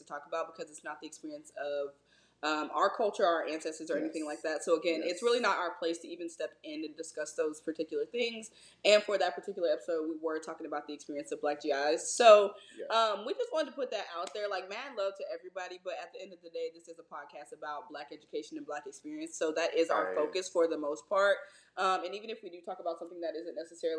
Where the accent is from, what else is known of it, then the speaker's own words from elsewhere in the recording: the South, United States; I'm from the South